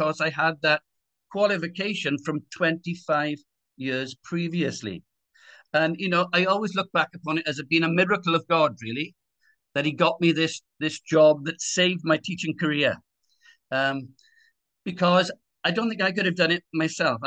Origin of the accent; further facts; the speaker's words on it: Swansea, Wales, United Kingdom; born and brought up in Swansea city in Wales